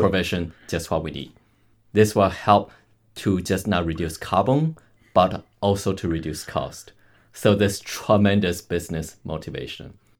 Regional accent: Canada; I'm Canadian

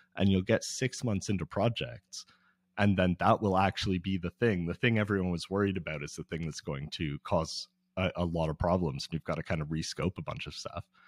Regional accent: Toronto, Ontario, Canada; I'm from Toronto, where y, there's no swimming for most of the, most of the winter

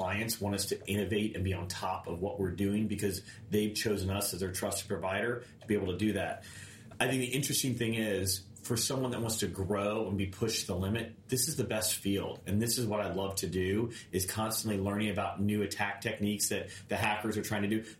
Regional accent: Clearwater, Florida, United States; now in Tampa, United States; I grew up in Clearwater. Coming back here

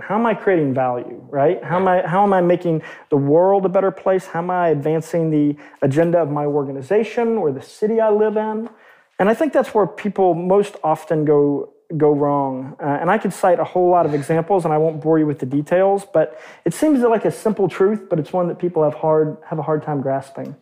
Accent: Arkansas, United States; growing up in Arkansas

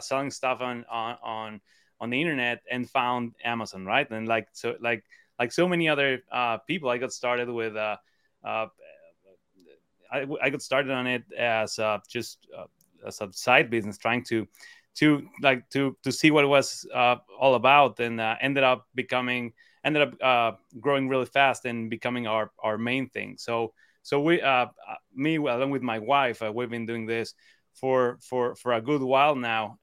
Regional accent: Cancun, Quintana Roo, Mexico; moved away as an adult; now in Cleveland, United States; I'm actually originally from Mexico. Um, so I, I grew up in Cancun, um, by the beach.

